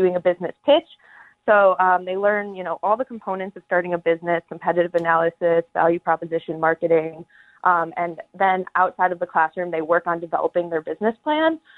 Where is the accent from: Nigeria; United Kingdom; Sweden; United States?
United States; Evanston, Illinois; So I am from Evanston, Illinois. I went to Evanston Township High School. So growing up in Evanston